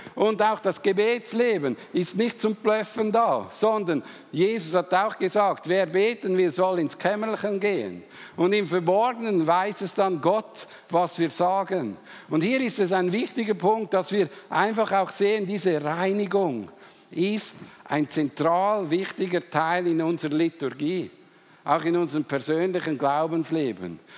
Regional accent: Switzerland; Wir Schweizer

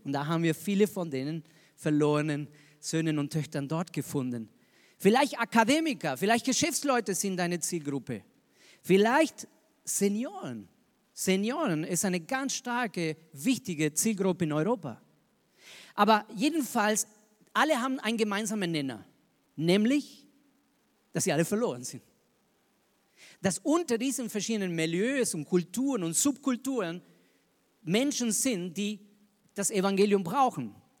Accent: Argentina; moved away as an adult; also born or lived in Zürich, Switzerland; now in Regensburg, Germany; Ich bin Argentinier

